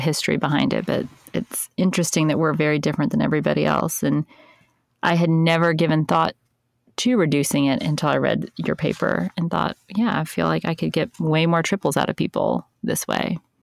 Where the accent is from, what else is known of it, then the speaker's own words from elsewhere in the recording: United States; being an American